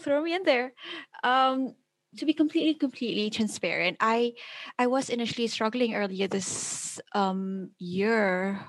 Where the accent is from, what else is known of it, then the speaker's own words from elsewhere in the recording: Malaysia; moved away as an adult; now in Oxford, United Kingdom; I come from Malaysia where the weather is always sunny all the time.